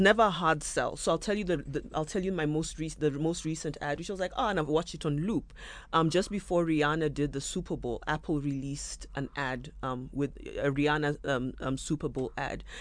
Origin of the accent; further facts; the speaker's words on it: Kenya; moved away as an adult; also born or lived in South Africa; now in Nairobi, Kenya; I'm born and bred in Kenya